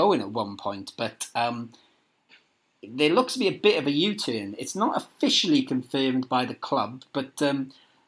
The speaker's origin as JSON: {"language": "English", "town": "Merthyr Tydfil", "region": "Wales", "country": "United Kingdom", "tie": "born or raised there", "said": "Merthyr Tydfil, my hometown."}